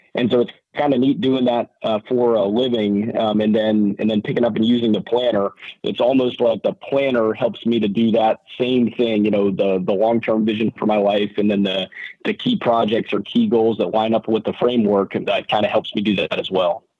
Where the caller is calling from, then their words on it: Oahu, Hawaii, United States; So I am calling, uh, from Oahu this morning.